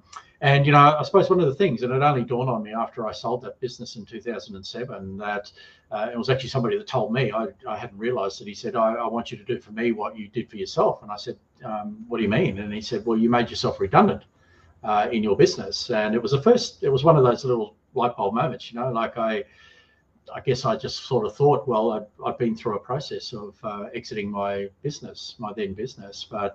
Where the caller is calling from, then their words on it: Brisbane, Queensland, Australia; I'm actually in Brisbane, Australia, so where the cricket is.